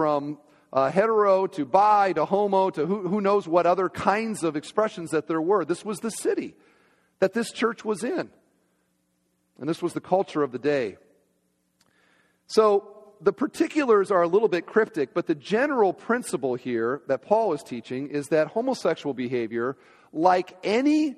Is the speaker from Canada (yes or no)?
no; Iowa, United States; moved away; my home state, Iowa